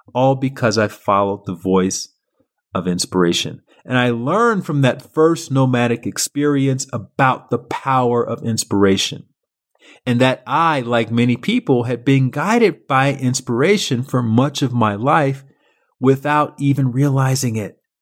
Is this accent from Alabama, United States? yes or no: yes; Montgomery, Alabama, United States; moved away as an adult; also born or lived in Chicago / Paris; I was a kid from Montgomery, Alabama